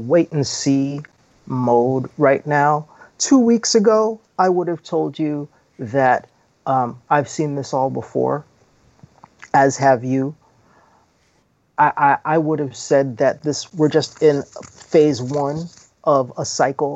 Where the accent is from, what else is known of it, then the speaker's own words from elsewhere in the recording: New York City, New York, United States; I was born in 1965 in New York City